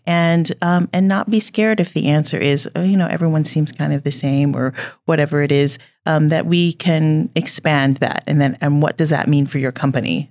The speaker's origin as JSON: {"language": "English", "region": "Indiana", "country": "United States", "also_born_or_lived": "Kentucky / New York City", "moved": "yes", "lives_now": "Billings, United States", "said": "I am from Indiana"}